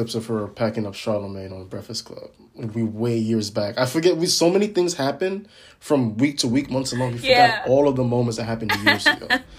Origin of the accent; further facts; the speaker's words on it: Ghana; I'm from Ghana.